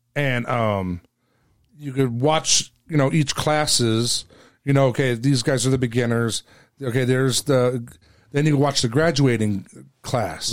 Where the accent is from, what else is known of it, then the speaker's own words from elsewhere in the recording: West Coast, California, United States; I'm from California